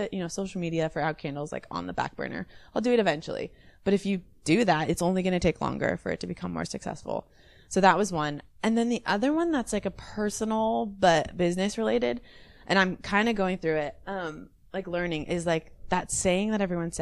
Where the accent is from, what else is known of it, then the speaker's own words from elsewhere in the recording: Camarillo, California, United States; also born or lived in Arizona / Santa Barbara / Philadelphia; So I grew up here around Camarillo, and then I went to school in Arizona